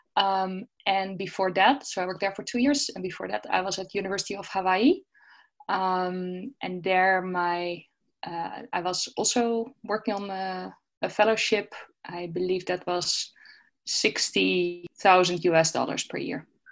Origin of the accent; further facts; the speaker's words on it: Netherlands; moved away as an adult; I'm from the Netherlands